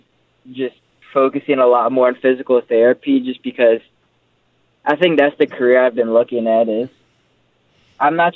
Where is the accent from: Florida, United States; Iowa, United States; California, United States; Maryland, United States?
Maryland, United States; Frederick; born or raised there; moved away as an adult; now in Pittsburgh, United States